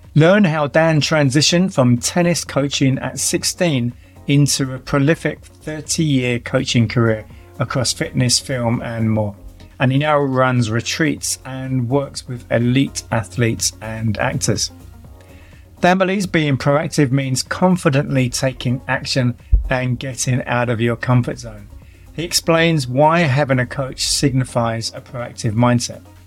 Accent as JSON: {"language": "English", "region": "London", "country": "United Kingdom", "accent": "London", "moved": "as an adult", "said": "my London accent"}